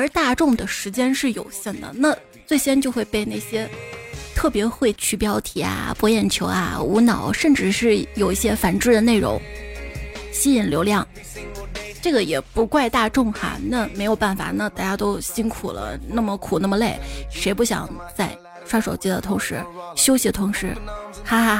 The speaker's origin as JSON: {"language": "Chinese", "country": "China", "said": "希望我们中国人都这么团结。"}